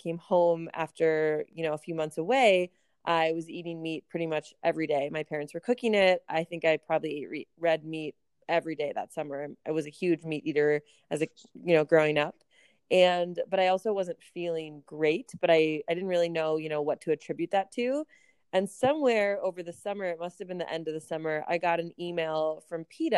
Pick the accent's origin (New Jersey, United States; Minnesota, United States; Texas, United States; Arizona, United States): Minnesota, United States; Minneapolis; moved away as an adult; also born or lived in Kansas; now in Chicago, United States; I grew up in Minneapolis